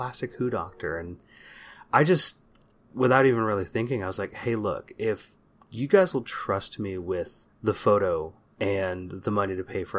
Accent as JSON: {"language": "English", "town": "San Jose", "region": "California", "country": "United States", "tie": "born or raised there", "said": "growing up in the Bay Area in the 80s and 90s"}